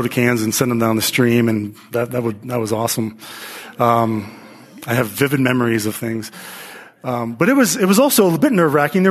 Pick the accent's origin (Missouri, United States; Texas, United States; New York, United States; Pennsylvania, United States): Pennsylvania, United States; as a kid growing up in Pennsylvania